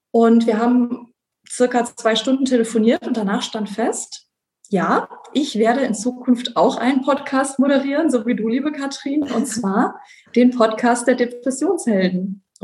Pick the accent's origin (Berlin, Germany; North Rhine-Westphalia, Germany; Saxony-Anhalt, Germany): North Rhine-Westphalia, Germany; moved away as an adult; also born or lived in France; auch wenn ich leider schon lange nicht mehr im Rheinland lebe, bin ich Rheinländerin im Herzen und äh, bin dort zur Schule gegangen, bin dort aufgewachsen und ähm, habe dann auch erstmal nach dem Abitur dort studiert.